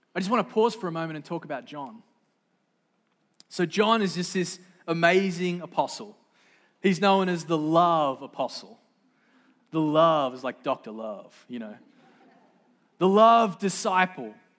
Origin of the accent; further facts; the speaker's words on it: Sydney, New South Wales, Australia; moved away; I didn't come from here. I grew up in Sydney, Australia, the great Southland of the Holy Spirit